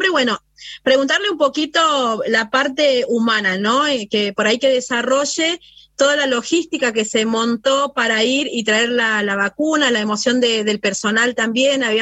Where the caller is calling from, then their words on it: Paraná, Entre Ríos, Argentina; esta entrevista desde Paraná, Entre Ríos.